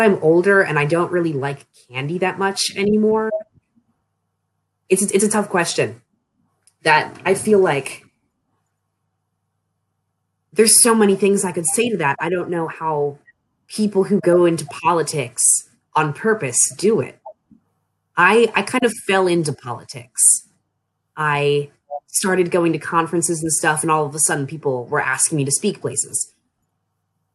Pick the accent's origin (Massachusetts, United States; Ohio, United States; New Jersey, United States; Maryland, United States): Maryland, United States; Annapolis region of; moved away as an adult; now in Frostburg, United States; I'm from the Annapolis region of Maryland, but when I moved off to college, it was to Frostburg.